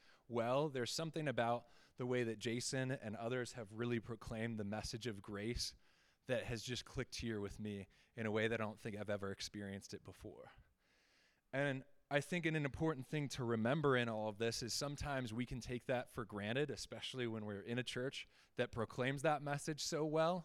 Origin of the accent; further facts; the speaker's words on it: Fort Collins, Colorado, United States; I was born and raised right here in Fort Collins